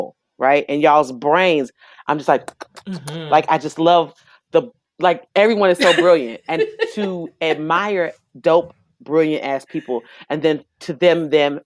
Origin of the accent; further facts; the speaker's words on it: Dallas, Texas, United States; also born or lived in Houston; I was born in Dallas and mostly raised in Dallas. High school here, college in Houston. So I'm a Texan all day